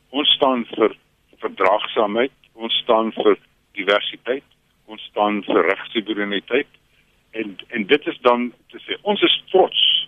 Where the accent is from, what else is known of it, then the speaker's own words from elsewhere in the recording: South Africa; ek is 'n wit Afrikaner en en my mense se geskiedenis